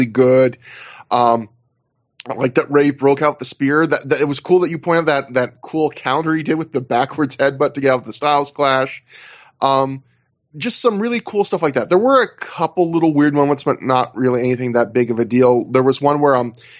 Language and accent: English; Canada; I'm Canadian.